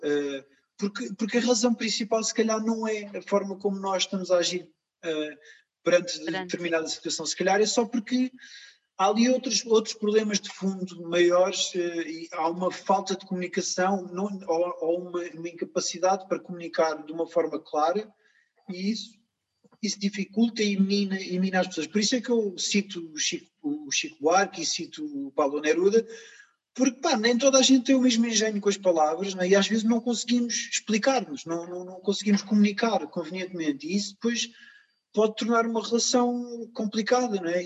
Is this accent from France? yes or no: no; Portugal; eu nasci cá e eu cresci com amigos cá